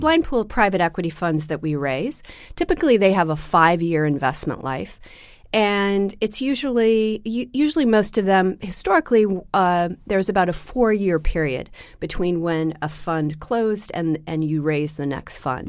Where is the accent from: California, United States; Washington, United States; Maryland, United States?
Washington, United States; Seattle; now in New York, United States; I grew up in Seattle